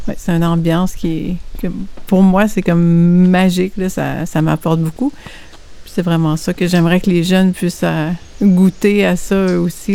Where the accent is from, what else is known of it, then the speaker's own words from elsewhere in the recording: Saint-Hyacinthe, Quebec, Canada; moved away as an adult; now in Drummondville, Canada; je viens de, je viens de Saint-Hyacinthe, Montérégie. Puis ça fait huit ans que j'ai déménagé à Drummondville